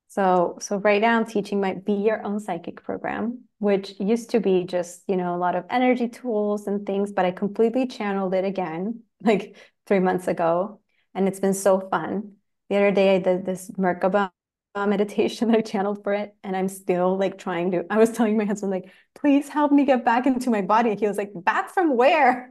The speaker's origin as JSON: {"language": "English", "country": "Chile", "also_born_or_lived": "Los Angeles, United States", "moved": "as an adult", "said": "I'm from Chile. I moved to L A nine years ago"}